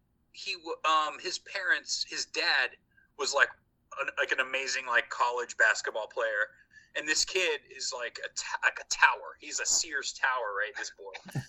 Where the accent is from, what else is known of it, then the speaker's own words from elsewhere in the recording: Bloomington, Indiana, United States; we're both from Bloomington.